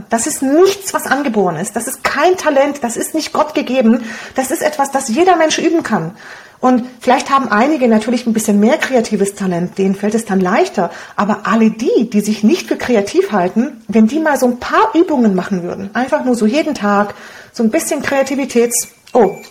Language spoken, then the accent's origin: German; Romania; first language Hungarian; German is a second language; Also ich Deutsch war ja nicht meine Muttersprache, wir kommen aus Rumänien, meine Muttersprache ist Ungarisch und dann Deutsch zu lernen, das war echt nicht so einfach für mich.